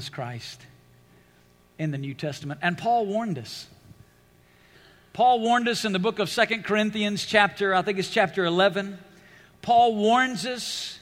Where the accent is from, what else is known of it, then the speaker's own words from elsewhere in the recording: Alabama, United States; now in Las Vegas, United States; I grew up in Alabama.